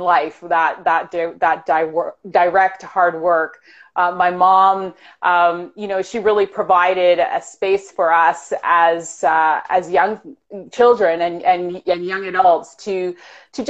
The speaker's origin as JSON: {"language": "English", "town": "Toronto", "region": "Ontario", "country": "Canada", "tie": "born or raised there", "also_born_or_lived": "Jamaica"}